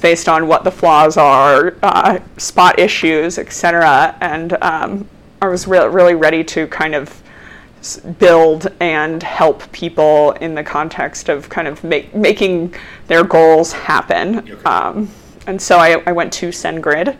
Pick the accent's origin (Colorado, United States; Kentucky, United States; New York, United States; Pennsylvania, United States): Colorado, United States; Denver; I am from Denver. I grew up actually in Park Hill and went to East High School and then University of Colorado